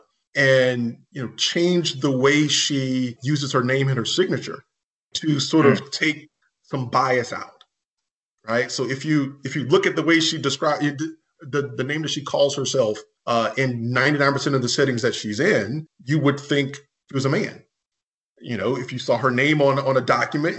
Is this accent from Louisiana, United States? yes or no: yes; Baton Rouge, Louisiana, United States; also born or lived in New Orleans; I was born and raised in Baton Rouge, Louisiana